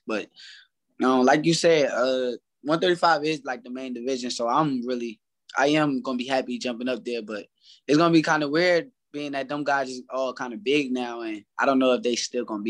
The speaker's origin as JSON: {"language": "English", "region": "New Jersey", "country": "United States", "said": "I'm from Jersey"}